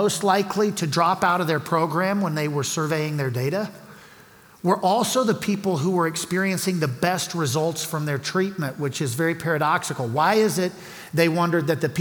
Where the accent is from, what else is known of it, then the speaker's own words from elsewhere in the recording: Louisiana, United States; moved away as an adult; now in Colorado Springs, United States; We're from Louisiana, which is below sea level